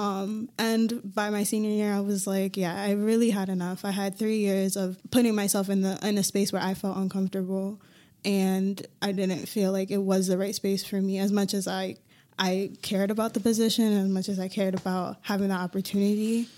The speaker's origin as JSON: {"language": "English", "town": "Hartford", "region": "Connecticut", "country": "United States", "tie": "born or raised there", "said": "I grew up in Hartford"}